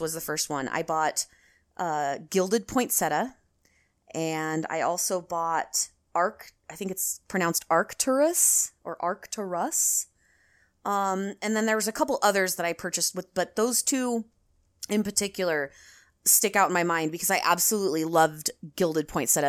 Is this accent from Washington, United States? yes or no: yes; Washington, United States; I'm from Washington